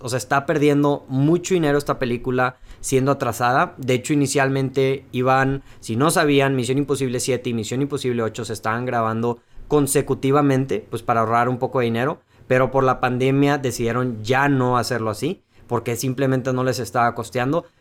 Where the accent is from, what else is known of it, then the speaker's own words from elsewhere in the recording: Mexico; somos mexicanos